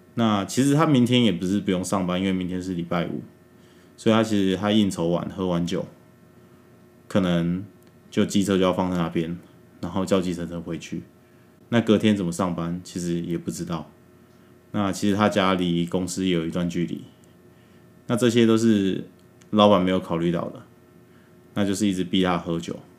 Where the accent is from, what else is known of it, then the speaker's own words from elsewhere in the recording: Taiwan; 我们台湾